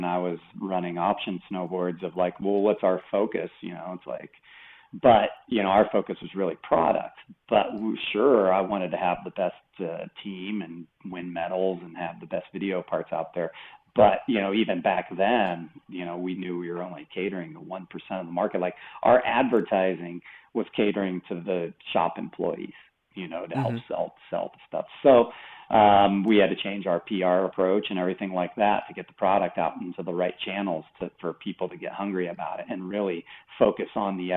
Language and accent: English; East Coast, United States; I was growing up on the East Coast